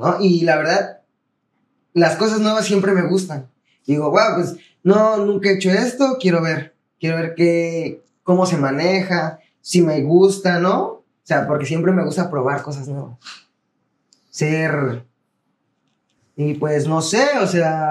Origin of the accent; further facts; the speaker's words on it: Tierra Blanca, Veracruz, Mexico; also born or lived in Campeche; soy del estado de Veracruz, bueno, aquí de Tierra Blanca, el municipio de Tierra Blanca.